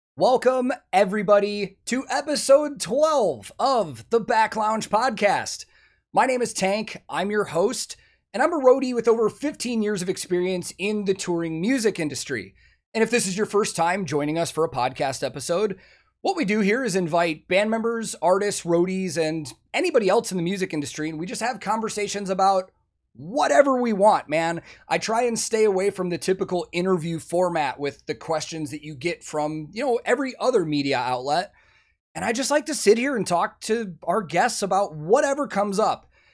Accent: Chicago, Illinois, United States; moved away as an adult; now in Nashville, United States; I'm originally from Chicago

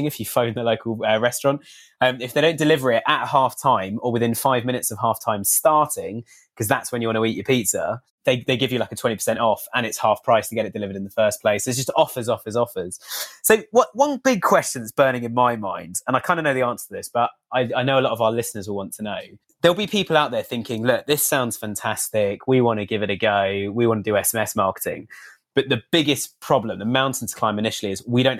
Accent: United Kingdom; as a Brit

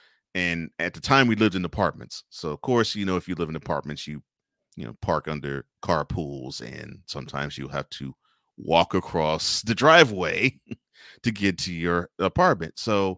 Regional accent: Houston, Texas, United States; I grew up in Houston, so there's not as many people that's in the area, but the city's huge.

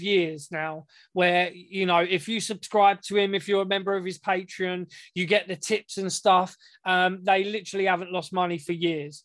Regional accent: England, United Kingdom; we're English

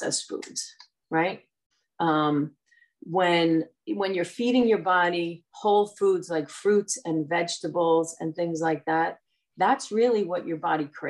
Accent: New Jersey, United States; I'm from Central Jersey and I've lived in New Jersey pretty much my entire life

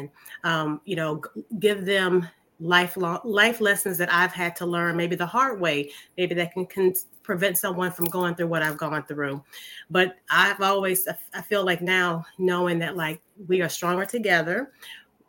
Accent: Louisiana, United States; I'm born and raised in Louisiana. Been here all my life

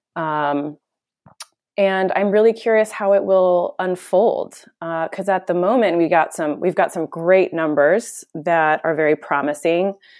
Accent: United States; now in Netherlands; being American

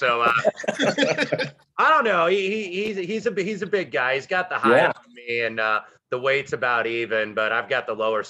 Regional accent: Indiana, United States; I'm Uncle Wes from Indiana

